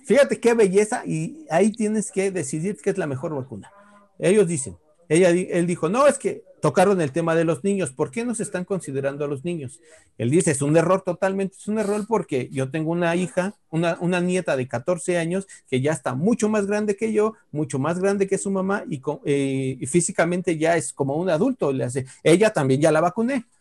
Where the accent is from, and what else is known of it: Mexico